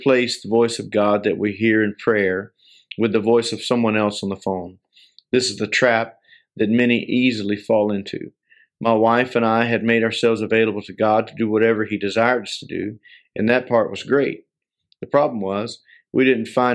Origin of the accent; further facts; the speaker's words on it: near Winter Haven, Florida, United States; moved away as an adult; also born or lived in South Carolina; We went from South Carolina back to Winter Haven, Florida. This was near my wife's and my hometown